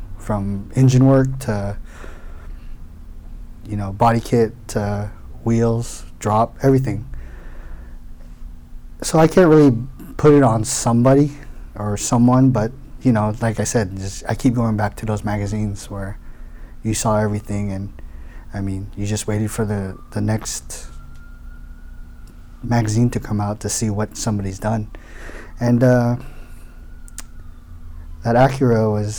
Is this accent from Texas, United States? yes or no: yes; Houston, Texas, United States; also born or lived in Daly City, California; I came to Houston when I was 6 months old. So I was practically raised